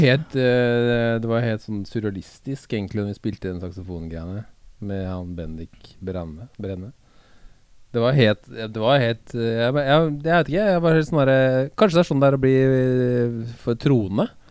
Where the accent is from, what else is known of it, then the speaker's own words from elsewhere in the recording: Oslo, Norway; vi vokste opp sammen på Høybråten.